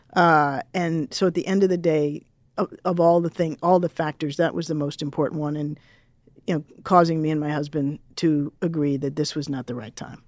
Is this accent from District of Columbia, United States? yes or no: yes; Washington, District of Columbia, United States; I grew up in Washington, D C, born in the mid-sixties, grew up in the seventies and eighties